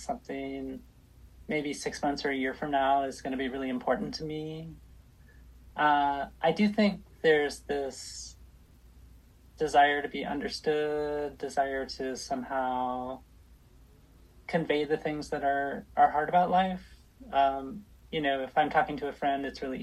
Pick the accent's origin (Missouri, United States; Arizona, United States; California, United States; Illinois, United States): California, United States; Los Angeles; now in Portland, United States; I grew up